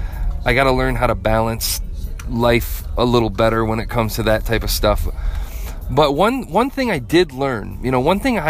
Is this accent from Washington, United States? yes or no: no; Flint, Michigan, United States; I grew up in Flint.